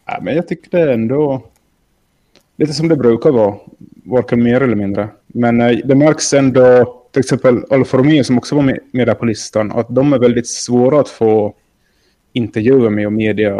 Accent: Finland; jag är från Finland

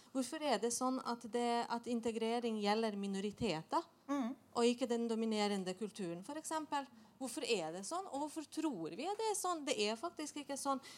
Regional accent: Bosnia & Herzegovina; now in Norway; nå, jeg kom jo opprinnelig fra Bosnia, så jeg har jo bodd i Norge i 25 år.

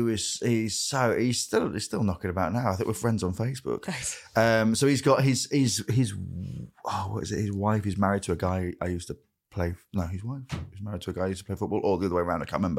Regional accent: Grimsby, Yorkshire and the Humber, United Kingdom; growing up in Grimsby

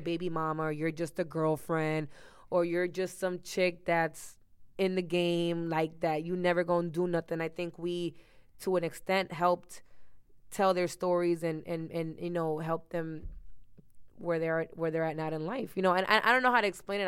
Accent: Miami, Florida, United States; also born or lived in New Jersey; I was raised in Miami.

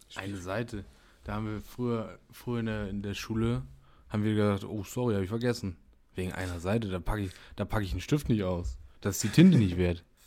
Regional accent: Germany; wir als Deutsche

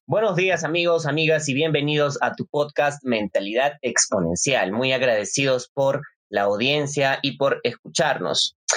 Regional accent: Arequipa, Peru; nos representa como arequipeños

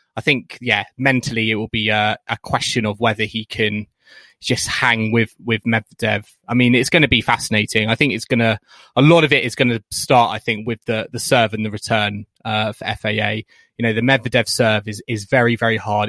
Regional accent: United Kingdom; as British fans

